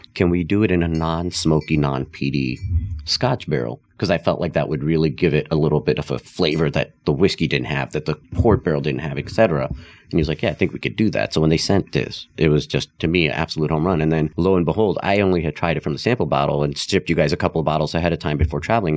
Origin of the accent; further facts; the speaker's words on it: Nepal; first language Hindi; English is a second language; moved away; also born or lived in India; I was born and raised in Nepal, actually. Uh, so Hindi was actually my first language because that's what my family spoke.